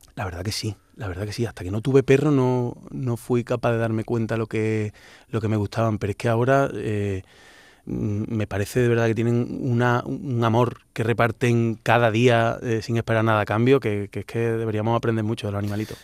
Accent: Córdoba, Andalusia, Spain; accent: Cordoban; moved away as an adult; now in Madrid, Spain; yo crecí siempre eh, en un barrio muy cercano al Alcázar y a, San Basilio

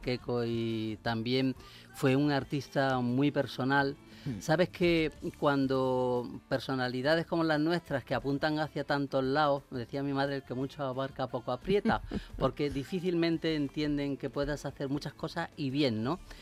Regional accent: Úbeda, Andalusia, Spain; yo oía de pequeño en Úbeda

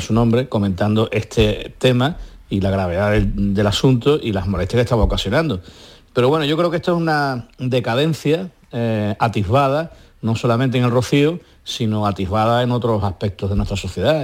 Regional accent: Andalusia, Spain; nuestras cálidas tierras de Andalucía

